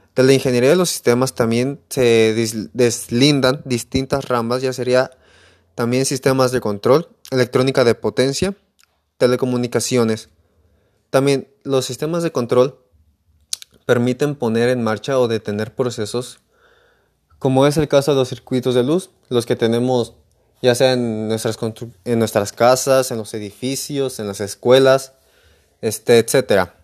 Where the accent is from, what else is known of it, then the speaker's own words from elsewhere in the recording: Emiliano Zapata, Michoacán, Mexico; Soy de Emiliano Zapata, Michoacán